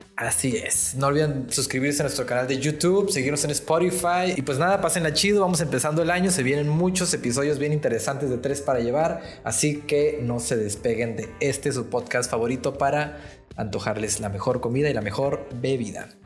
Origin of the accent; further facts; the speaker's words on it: Ensenada, Baja California, Mexico; en mi infancia aquí en Ensenada